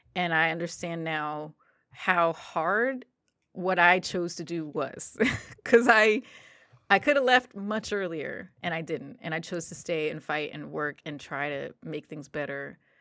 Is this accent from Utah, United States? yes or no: no; New Jersey, United States; I'm from New Jersey